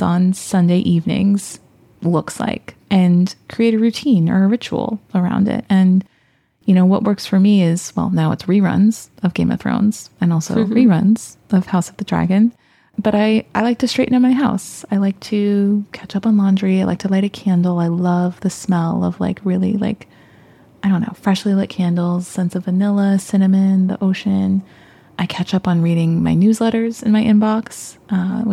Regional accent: Bay Area, California, United States; born and raised in the Bay Area

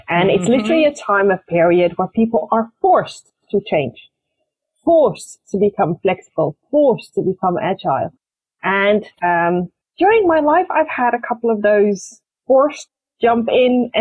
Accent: Netherlands; also born or lived in Morocco; to join my father in the Netherlands. And I've been living in the Netherlands ever since

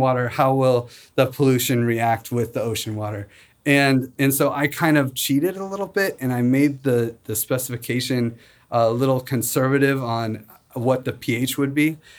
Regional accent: Spokane, Washington, United States; also born or lived in Seattle; I grew up in Spokane

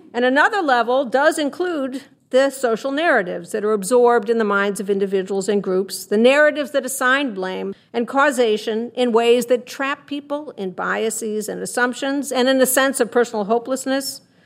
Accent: Chicago, Illinois, United States; I'm from Chicago

